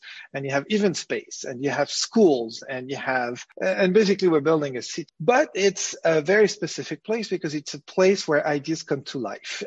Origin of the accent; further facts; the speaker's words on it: Paris, Île-de-France, France; moved away as an adult; now in Ukraine; Well, I'm French. I grew up in Paris